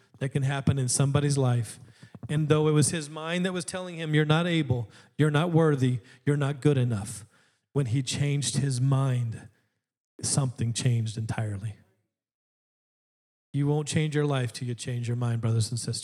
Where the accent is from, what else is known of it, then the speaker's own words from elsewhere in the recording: Alaska, United States; I grew up in Alaska